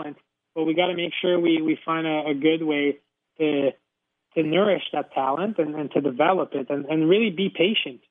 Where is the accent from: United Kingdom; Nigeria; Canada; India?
Canada; Mont-Sainte-Anne, Quebec; growing up in Mont-Saint-Anne